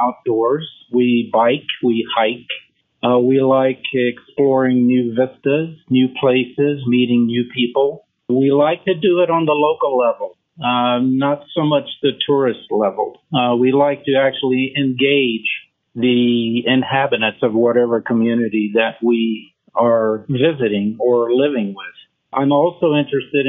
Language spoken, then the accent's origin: English; Memphis, Tennessee, United States; first language French; English is a second language; moved away as an adult; also born or lived in Verdun, France; now in Montrose, United States; I essentially grew up in Memphis, Tennessee.